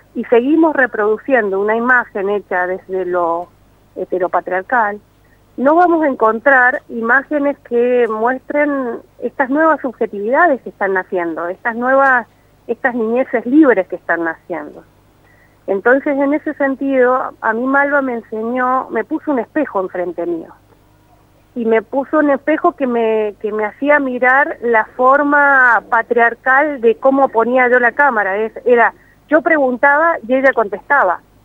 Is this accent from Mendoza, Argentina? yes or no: yes; Mendoza, Argentina; accent: mendocino; mi acento mendocino